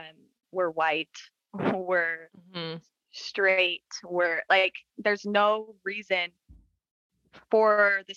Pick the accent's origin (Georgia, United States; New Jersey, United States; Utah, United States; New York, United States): Utah, United States; I was born in Utah